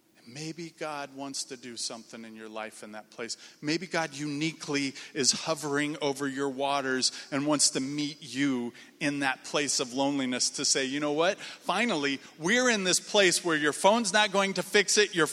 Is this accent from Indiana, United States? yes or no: yes; Indiana, United States; moved away; also born or lived in Minnesota; I grew up in Indiana, came to Crown